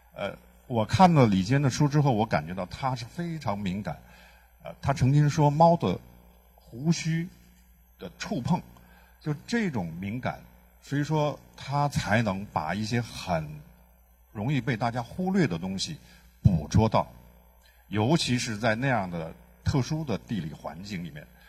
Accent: Xinjiang, China; 我是来自于新疆

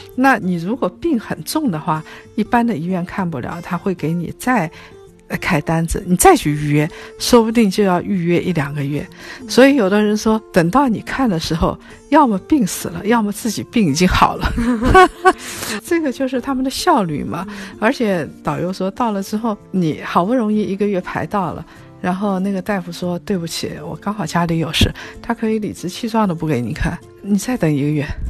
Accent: China; 我们中国人大概三个人分，四个人分

